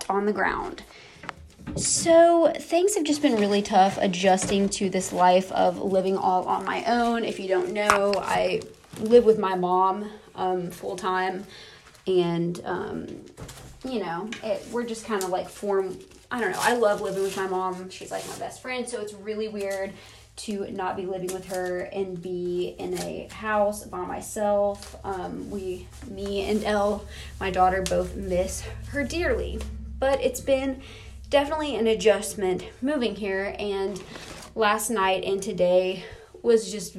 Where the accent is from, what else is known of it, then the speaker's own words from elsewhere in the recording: United States; accent: American; my American ass accent